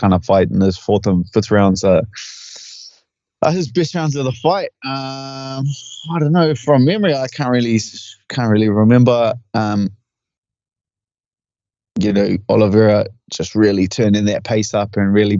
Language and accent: English; Auckland, New Zealand; my hometown